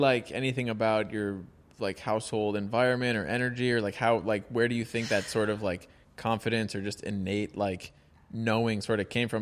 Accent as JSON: {"language": "English", "town": "Los Angeles", "region": "California", "country": "United States", "tie": "born or raised there", "said": "we both grew up in L"}